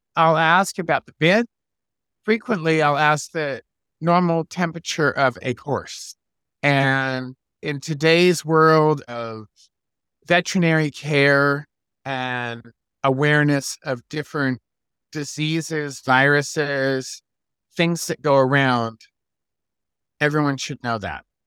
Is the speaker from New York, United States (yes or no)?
yes; Locust Valley, New York, United States; now in California, United States; I grew up in Locust Valley, New York